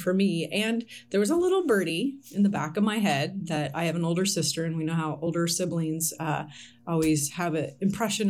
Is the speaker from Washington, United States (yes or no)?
yes; Snohomish, Washington, United States; also born or lived in Portland / Ohio; I've been a Washington native or Washington resident native my whole life. I grew up in Snohomish, Washington.